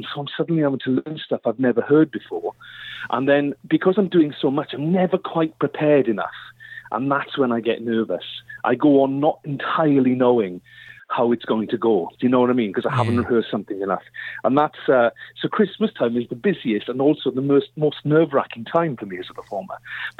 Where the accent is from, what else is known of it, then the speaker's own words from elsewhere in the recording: Wales, United Kingdom; I just thought everybody could sing. Like, you know, I'm Welsh. I mean, everybody does down there, you know.